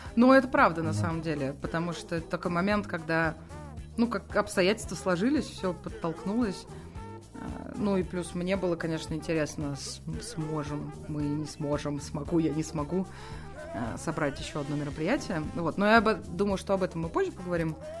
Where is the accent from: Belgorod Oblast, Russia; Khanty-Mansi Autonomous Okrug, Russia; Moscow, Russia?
Moscow, Russia; родилась и выросла в Москве